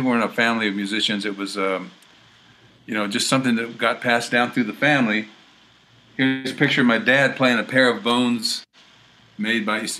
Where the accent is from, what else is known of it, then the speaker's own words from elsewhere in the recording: Texas, United States; So I was born in Texas. My family are Texans. And they had moved from North Carolina, oddly enough, in the 1850s. And moved from North Carolina to Texas, and that's how my family got there.